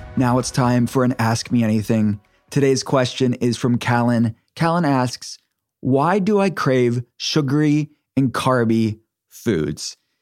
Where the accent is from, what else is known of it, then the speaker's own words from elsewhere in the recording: Pittsburgh, Pennsylvania, United States; my city, my hometown, where my functional medicine telehealth center is based